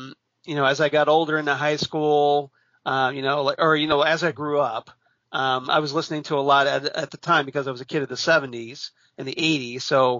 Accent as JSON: {"language": "English", "town": "Medina", "region": "Ohio", "country": "United States", "tie": "born or raised there", "lives_now": "Hilliard, United States", "said": "Currently, I live in Hilliard, Ohio, which is a suburb of Columbus, Ohio. Grew up in Medina, Ohio, which is just outside of Akron."}